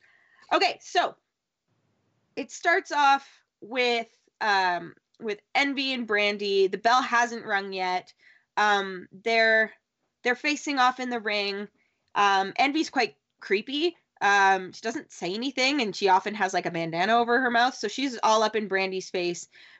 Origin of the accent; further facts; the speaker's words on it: Southern Canada, Canada; accent: Southern but Canadian; I am from Southern Canada.